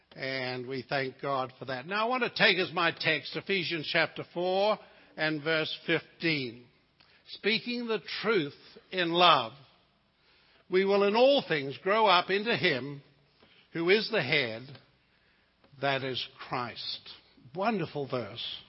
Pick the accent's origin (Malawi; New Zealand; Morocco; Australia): New Zealand; moved away; I come from the Lord of the Rings country.